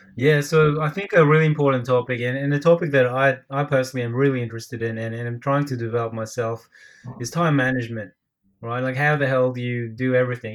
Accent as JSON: {"language": "English", "country": "Australia", "said": "I'm from Australia. I'm Filipino Australian."}